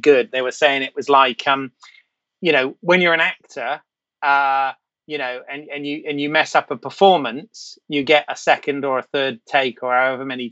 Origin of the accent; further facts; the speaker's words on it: England, United Kingdom; as an English dude